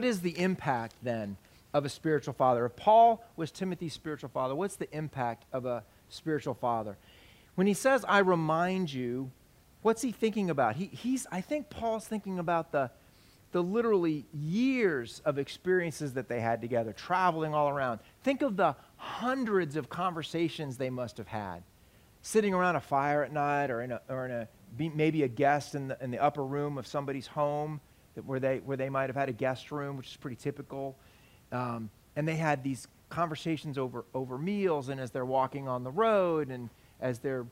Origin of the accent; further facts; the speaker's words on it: United States; We're American men.